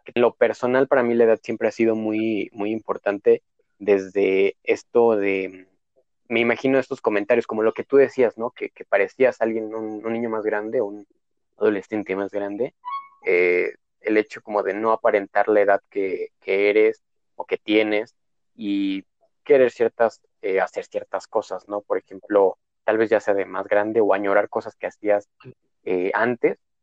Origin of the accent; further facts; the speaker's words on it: Dolores Hidalgo, Guanajuato, Mexico; moved away as an adult; now in León, Mexico; yo soy de Dolores Hidalgo, pues es un huevito que solamente vive de, de, de la del turismo